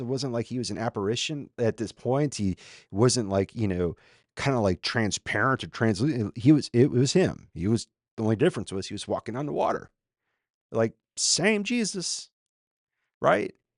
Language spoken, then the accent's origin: English; Minnesota, United States; now in Austin, United States; I'm a former Minnesotan